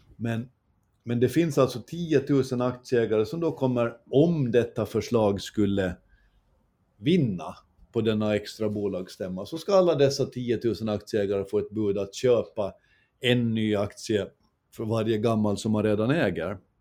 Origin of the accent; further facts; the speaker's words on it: Åland Islands; Så hyll till vårt Åland